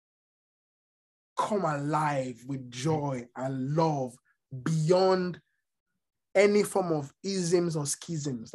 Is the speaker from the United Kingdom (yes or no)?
no; Nigeria; moved away as an adult; now in United States; So yeah, I grew up in Nigeria for the latter part of my life. I'm Yoruba